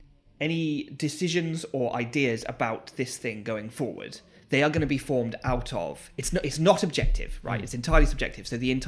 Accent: Gloucester, South West England, United Kingdom; I'm from Gloucester and the stuff I make, or Cheltenham, and the stuff I make comes from here.

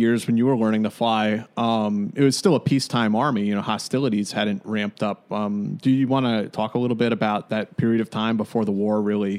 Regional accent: United States; growing up in America

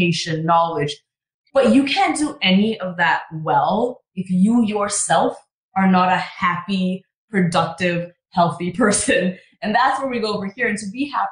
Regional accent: Canada; moved away as an adult; now in Los Angeles, United States; I'm Canadian

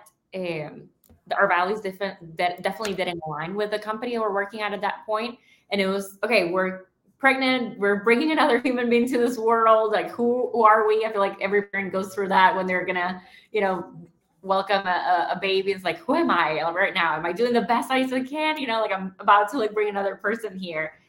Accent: Nicaragua; I'm from Nicaragua

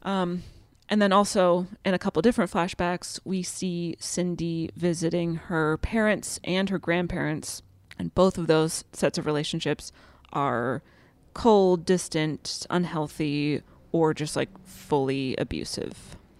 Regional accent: Pennsylvania, United States; Pennsylvania. Ever heard of it? Shout out to my home state.

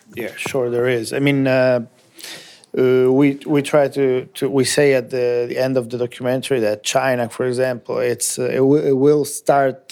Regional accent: Italy; English is a second language; also born or lived in United States; I have grown up in Italy all my life.

